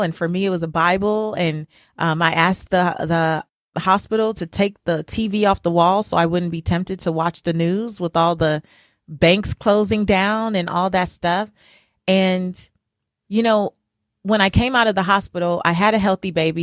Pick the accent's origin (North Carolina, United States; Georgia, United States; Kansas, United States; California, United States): California, United States; Los Angeles; as a little girl growing up in South Central Los Angeles